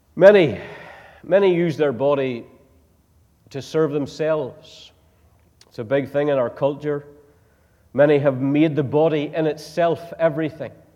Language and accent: English; Northern Ireland, United Kingdom; moved away; I come from Northern Ireland